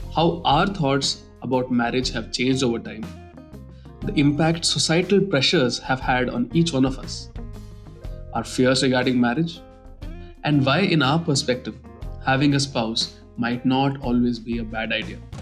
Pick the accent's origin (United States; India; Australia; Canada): India; Growing up in India